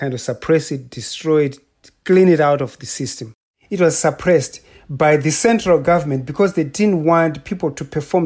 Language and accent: English; Zimbabwe; moved away as an adult; also born or lived in Idaho / Edmonton; now in Massachusetts, United States; I'm from Zimbabwe.